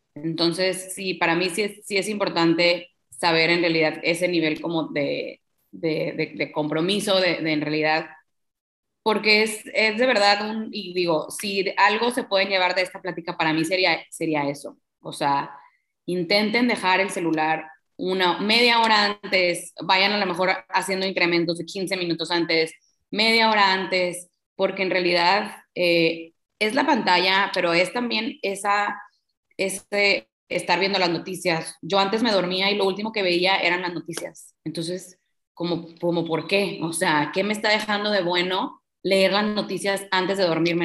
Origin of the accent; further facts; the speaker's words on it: Tampico, Tamaulipas, Mexico; Yo soy de Tampico, Tamaulipas